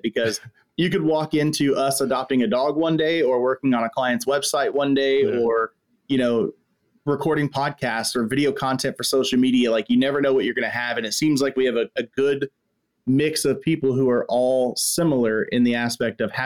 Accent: Texas, United States; right here in my home state of Texas

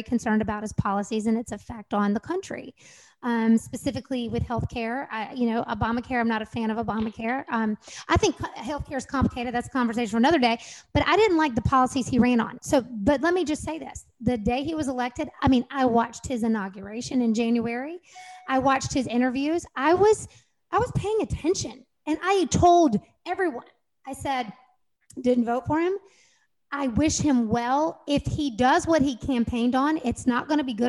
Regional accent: United States; I'm a freaking American. I'm an American

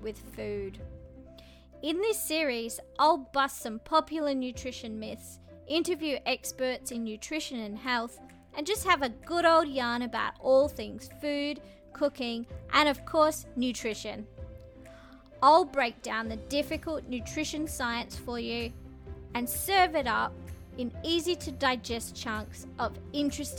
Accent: Bellingen, New South Wales, Australia; I grew up in a little town of 2,500 people in New South Wales, Australia, called Bellingen

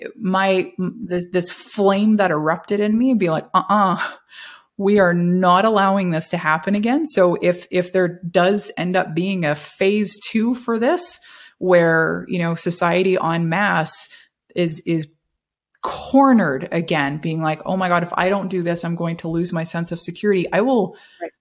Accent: Canada; required to renew my passport as a Canadian citizen

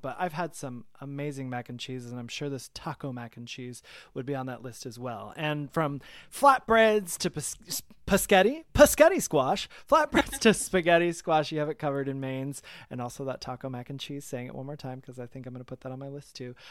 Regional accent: Michigan, United States; also born or lived in New York; now in Atlanta, United States; I'm from Michigan originally

